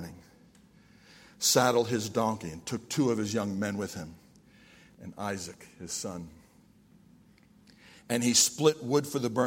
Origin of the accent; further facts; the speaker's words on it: New York, United States; I'm from New York